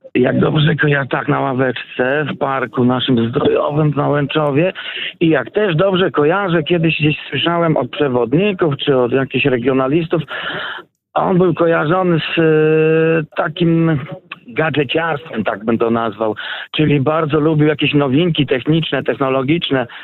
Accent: Puławy, Lublin Voivodeship, Poland; Ja natomiast jestem rodowitym puławianinem.

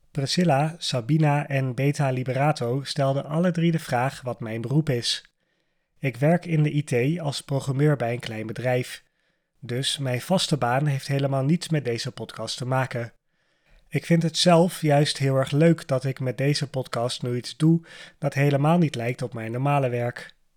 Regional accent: Amsterdam, North Holland, Netherlands; born there; ik ben op dit moment 31 jaar oud. Ik ben geboren in Amsterdam, in het stadsdeel Amsterdam Noord. Ik woon nu ook nog in Amsterdam samen met mijn vriendin.

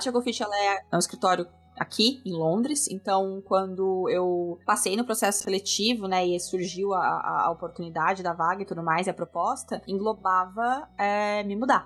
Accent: Avaré, São Paulo, Brazil; moved away as an adult; also born or lived in Bauru; now in London, United Kingdom; Eu nasci em São Paulo, uh, ah, eu nasci, tá. mas eu me mudei pro interior uh, quando eu tinha 4 anos.

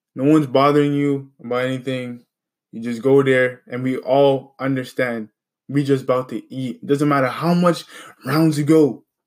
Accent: Canada; where I'm from, I'm from Canada

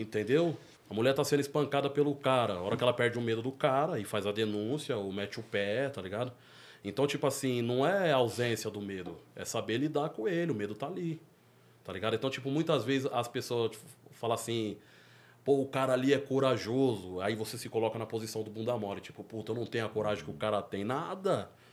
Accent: near Capão Redondo, São Paulo, Brazil; Por mais que da minha quebrada até lá é 10 minutos

